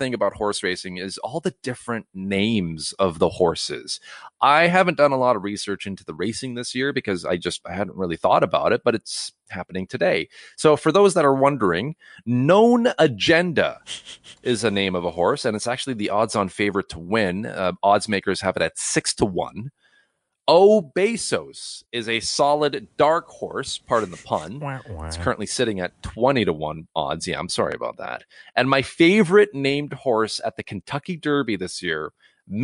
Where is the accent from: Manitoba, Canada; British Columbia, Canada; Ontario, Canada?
British Columbia, Canada; Cloverdale; I grew up in Cloverdale, BC